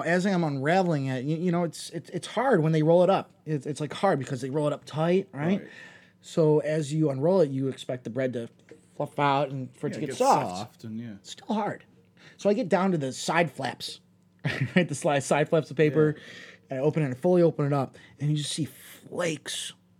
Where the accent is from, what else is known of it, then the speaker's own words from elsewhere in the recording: New York, United States; moved away; Yeah, I'm from New York. You know, I've been out here 15 years.